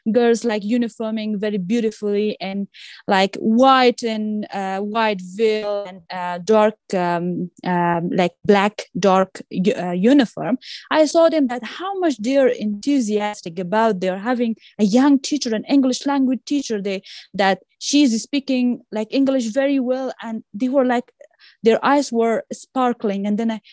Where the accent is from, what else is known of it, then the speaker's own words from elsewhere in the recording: Afghanistan; English is a second language; in my home country